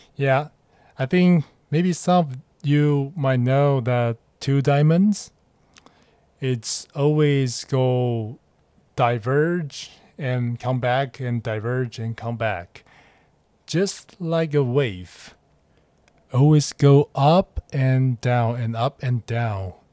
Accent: Taiwan; English is a second language; moved away as an adult; now in Hong Kong; I'm just a Taiwanese guy who live in Hong Kong and working here.

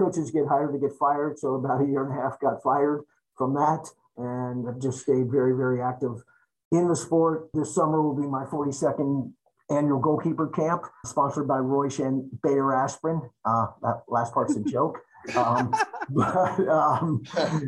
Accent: Cincinnati, Ohio, United States; I'm from Cincinnati, born and raised

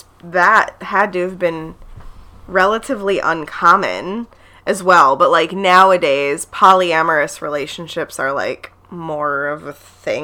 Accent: Ohio, United States; accent: Midwest; So we've got the Midwest accent.

